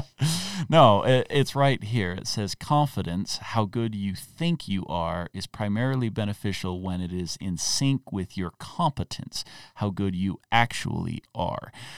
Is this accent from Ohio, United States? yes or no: no; Utah, United States; I grew up in Utah